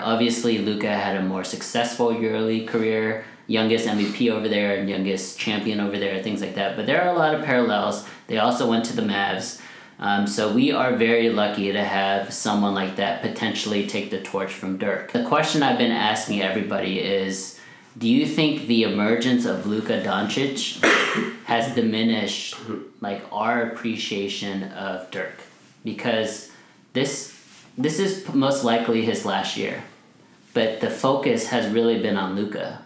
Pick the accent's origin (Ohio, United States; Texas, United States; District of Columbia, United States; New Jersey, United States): Texas, United States; Plano; we grew up in Plano, so a suburb outside of Dallas